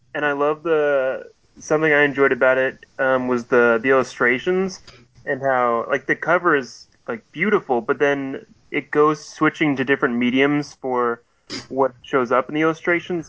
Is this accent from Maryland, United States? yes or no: no; Oregon coast, United States; I grew up in the Oregon coast